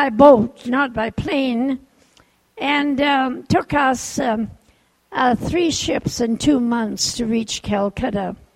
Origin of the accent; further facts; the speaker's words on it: Japan; born there; I was born in Japan. My parents were missionaries at the time.